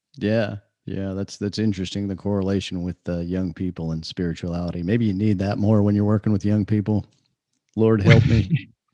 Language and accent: English; Idaho, United States; moved away; also born or lived in California / Texas / Kentucky / Florida; I grew up in the northwestern U.S. in oh, Idaho.